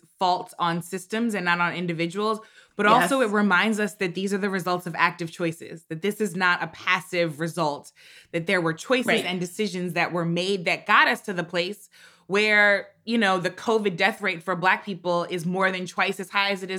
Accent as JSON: {"language": "English", "town": "St. Louis", "region": "Missouri", "country": "United States", "tie": "born or raised there", "said": "I had a Black pediatrician growing up in St. Louis"}